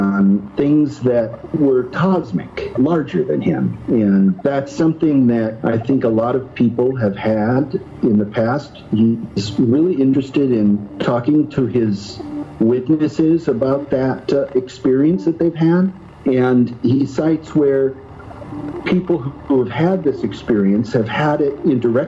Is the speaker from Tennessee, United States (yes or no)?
no; Iowa, United States; I grew up in Iowa, around the corner from Brad Steiger